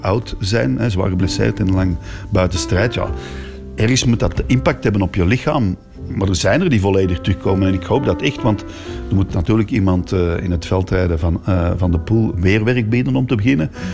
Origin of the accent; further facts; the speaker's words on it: Antwerp, Flanders, Belgium; Ik ben hier van Antwerpen